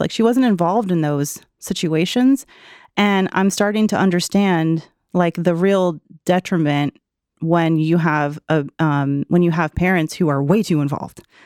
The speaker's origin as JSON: {"language": "English", "region": "the South", "country": "United States", "said": "I'm from the South"}